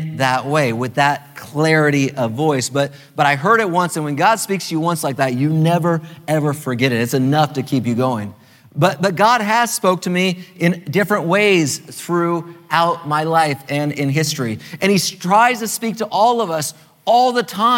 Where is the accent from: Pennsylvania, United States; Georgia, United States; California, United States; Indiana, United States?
California, United States; now in Maryland, United States; as a Californian, originally a Californian, I'm a Marylander now, but originally a Californian